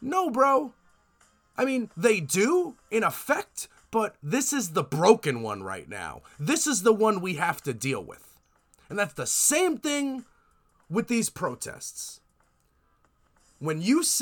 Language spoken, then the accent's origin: English; United States; I'm American